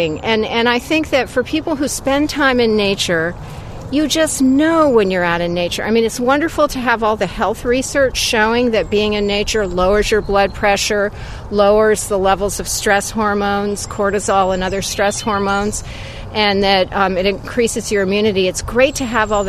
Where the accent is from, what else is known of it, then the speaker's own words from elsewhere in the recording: Vermont, United States; growing up in Vermont, I'd be wandering around the woods and fields